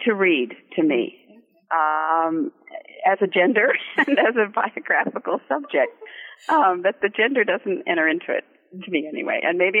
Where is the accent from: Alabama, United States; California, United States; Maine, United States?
California, United States; Santa Monica; moved away as an adult; also born or lived in Germany / Paris / New York; I was born in California in Santa Monica. I'm a California girl, grew up there, but left and went to Europe and back east and have never gone back, but I still consider myself a Californian.